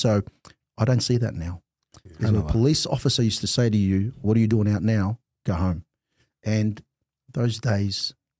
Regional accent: Australia; I think we grew up, alhamdulillah, with the Islam printed in our hearts.

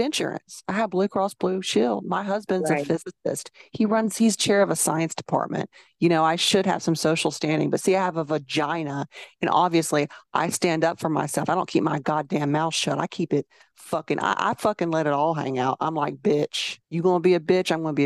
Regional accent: Alabama, United States; If I keep my mouth shut, they'd never know I was from Alabama.

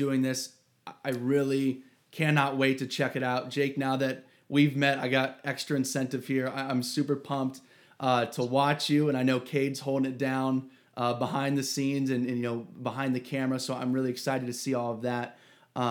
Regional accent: Ohio, United States; I'm from Ohio

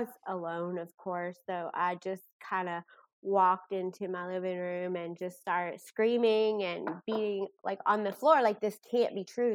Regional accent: Bardstown, Kentucky, United States; moved away as an adult; now in Owensboro, United States; I'm originally from Bardstown, Kentucky. I live here for work

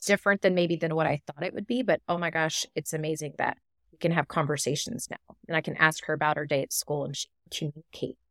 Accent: Texas, United States; I'm from Texas

